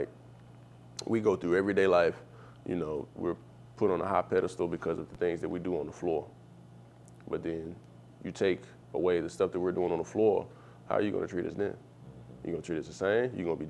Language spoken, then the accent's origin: English; Chicago, Illinois, United States; so I came from Chicago, it was Mr. Me, and coming here it was landlord.